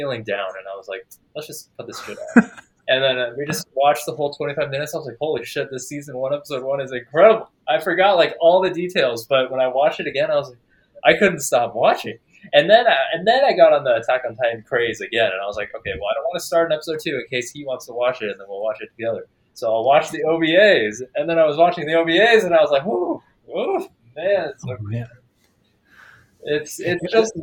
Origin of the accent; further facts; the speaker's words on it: Texas, United States; I grew up in Texas, and there was a decent amount of Asians